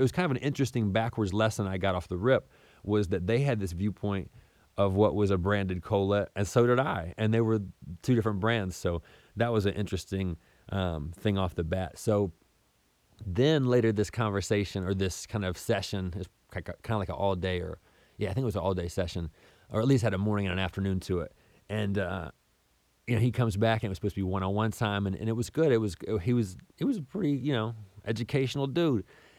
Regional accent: Southern United States, United States; And I was raised in the South pretty much my whole life in different places around the South.

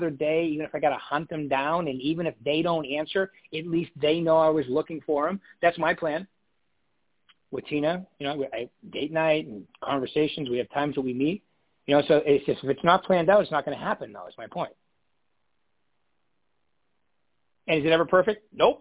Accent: Northeast, United States; I'm from the Northeast

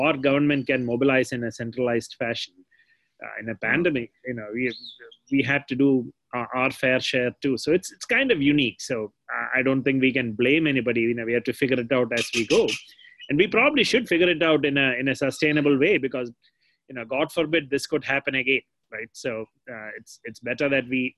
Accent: Kerala, India; now in United States; the one state where I grew up in Kerala

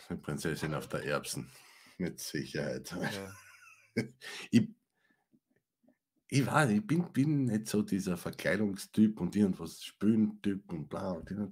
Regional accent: Styria, Austria; Ich meine, ich komme aus der Steiermark

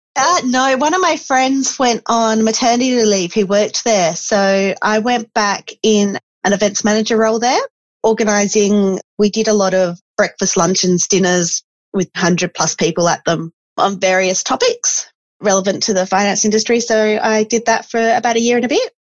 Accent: Esperance, Western Australia, Australia; I grew up in Esperance

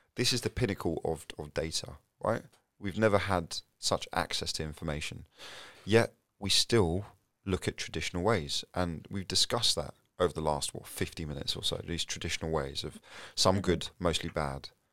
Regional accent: London, United Kingdom; I'm from North London, you know, Tottenham and Enfield

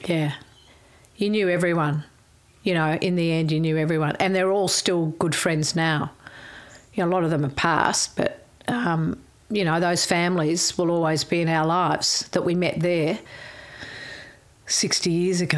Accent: Melbourne, Victoria, Australia; also born or lived in Brighton, Victoria; I went to um, Sandringham State School first. I lived in Sandringham. Family home was Sandringham, Bluff Road.

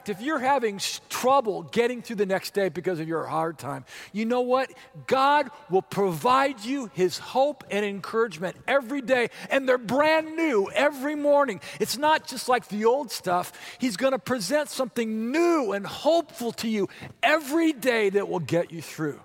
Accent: Orange County, California, United States; moved away as an adult; also born or lived in Santa Monica, California; now in Wichita, United States; the house I grew up in Orange County, California

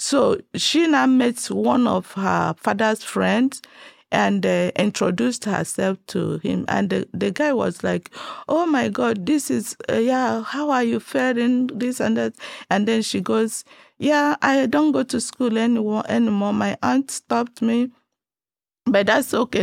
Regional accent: Nigeria; now in Texas, United States; I was born and brought up in Nigeria

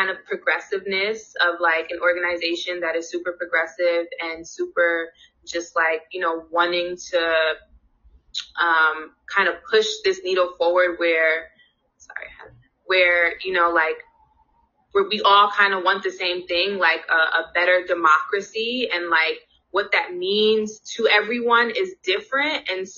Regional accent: New York City, New York, United States; also born or lived in New Hampshire / Buffalo, New York / Washington, D.C.; I'm also born and raised in Brooklyn, New York.

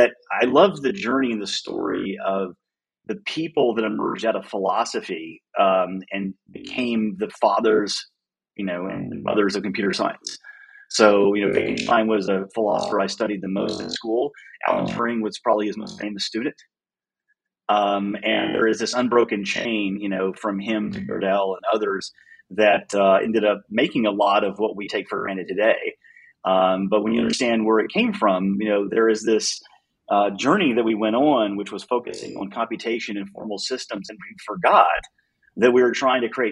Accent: Nashville, Tennessee, United States; also born or lived in Virginia; I'm a Nashville kid

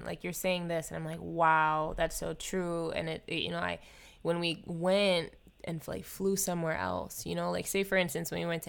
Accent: Oahu, Hawaii, United States; moved away as an adult; now in California, United States; I'm from Hawaii

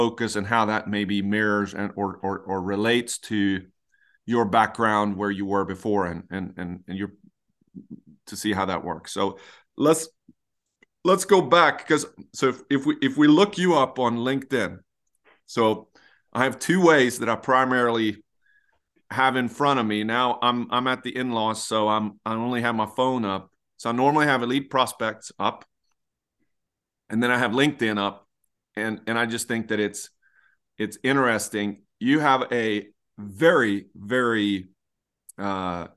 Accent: Leksand, Dalarna County, Sweden; I grew up in Leksand

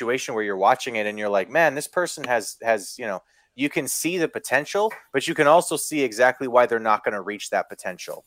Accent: Kenora, Ontario, Canada; where I grew up in Kenora

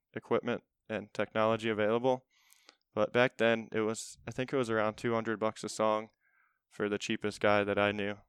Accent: Olmsted Falls, Ohio, United States; I grew up in Olmsted Falls.

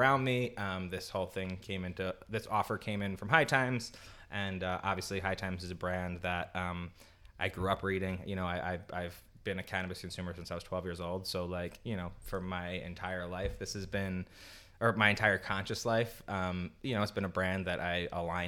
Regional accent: New York City, New York, United States; I'm from New York

